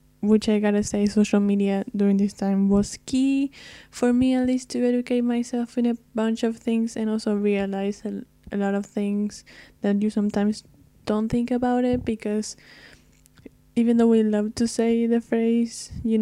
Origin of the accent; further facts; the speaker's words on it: Argentina; I'm not from the States. I'm from Argentina